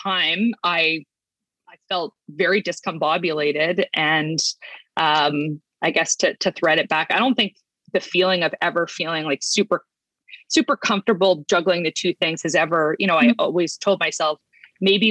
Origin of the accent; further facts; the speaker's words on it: northern Manitoba, Canada; moved away; I grew up in Manitoba, in northern Manitoba, at least we moved around a bit